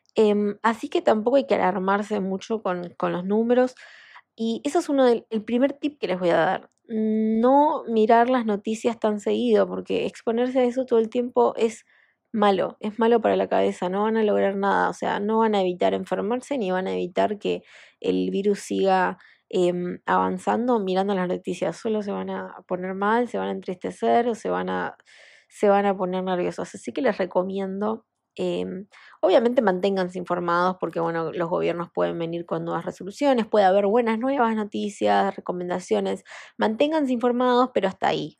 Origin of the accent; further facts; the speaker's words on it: Argentina; en mi país, en Argentina